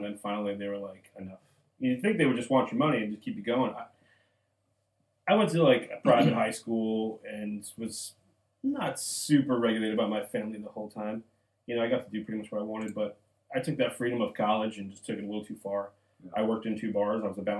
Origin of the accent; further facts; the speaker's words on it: northern New Jersey, United States; moved away as an adult; also born or lived in North Carolina; now in Charleston, United States; from going from Jersey, which I'm from New Jersey, to North Carolina and then to South Carolina. And then I've been here since 2000.